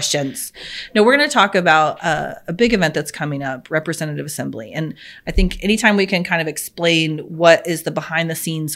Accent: Mountain Home, Arkansas, United States; that's just the size of my hometown.

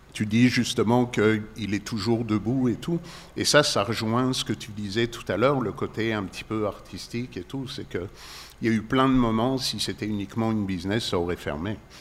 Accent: Paris, Île-de-France, France; moved away as an adult; now in Quebec, Canada; je viens effectivement de France, de Paris

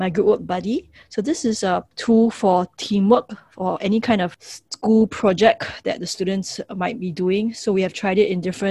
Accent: Singapore; so I'm from Singapore, and many of the schools that we have

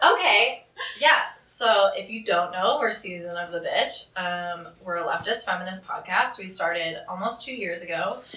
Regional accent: Buffalo, New York, United States; I'm from Buffalo

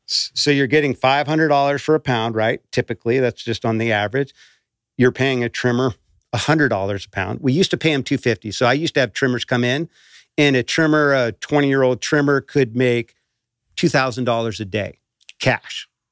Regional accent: Emerald Triangle, California, United States; growing up in the Emerald Triangle

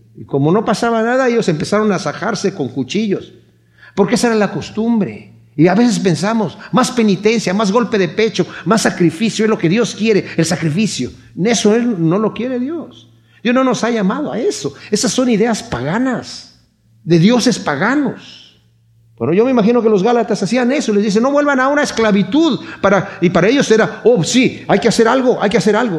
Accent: Querétaro, Mexico; moved away; yo soy de Querétaro

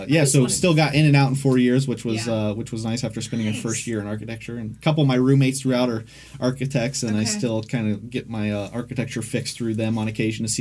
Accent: Hebron, Ohio, United States; also born or lived in Franklin County, Ohio; Yeah, so I grew up in Licking County, so just about 40, 45 minutes east of Columbus in Hebron, Ohio. So kind of Hebron-Buckeye Lake area. I grew up there and went to Lakewood High School out there, a small kind of farm town.

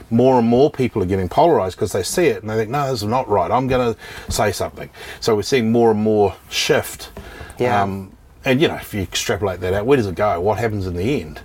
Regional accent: New Zealand; moved away as an adult; also born or lived in Christchurch, New Zealand; now in Australia; I'm from New Zealand originally

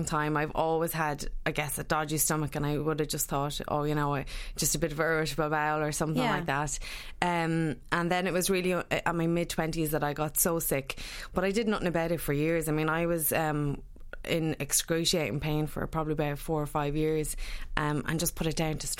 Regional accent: Sligo, Connacht, Ireland; moved away; I was originally from Sligo

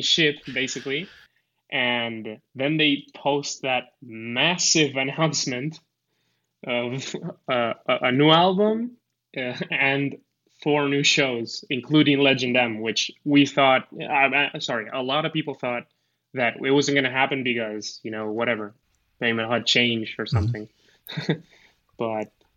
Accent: Argentina; English is a second language; also born or lived in United States; I'm I'm from Argentina. So I I lived a bit in the U.S., so I have a bit better accent

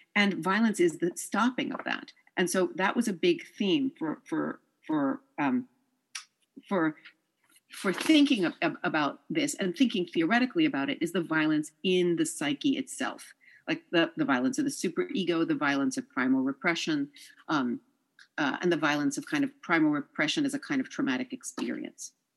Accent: New York, United States; also born or lived in France; I'm from New York

